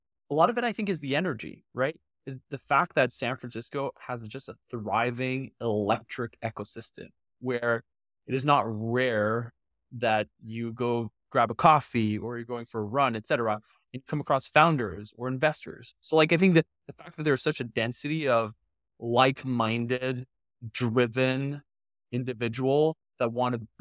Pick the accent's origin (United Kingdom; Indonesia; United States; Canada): Canada; being Canadian